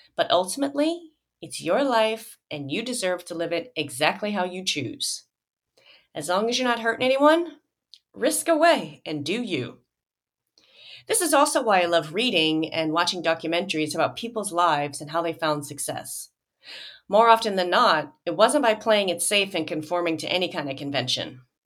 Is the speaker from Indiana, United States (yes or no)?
no; Joliet, Illinois, United States; moved away; my hometown of Joliet, Illinois